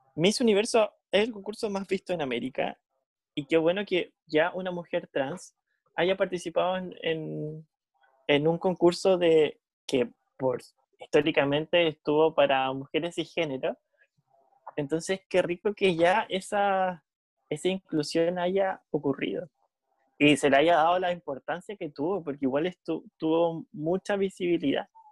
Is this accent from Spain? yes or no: no; Chile